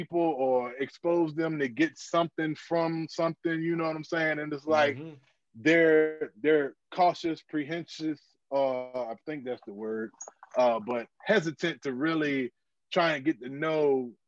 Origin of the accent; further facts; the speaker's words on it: Virginia, United States; I'm from Virginia